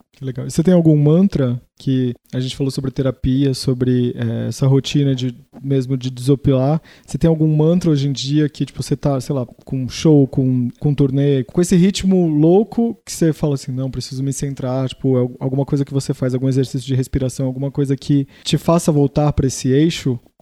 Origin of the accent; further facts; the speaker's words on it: Santos, São Paulo, Brazil; eu sou de Santos